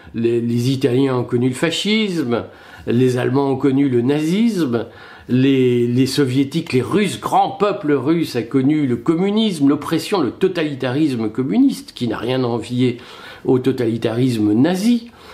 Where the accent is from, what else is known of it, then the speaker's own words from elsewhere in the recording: France; lorsque nous sommes français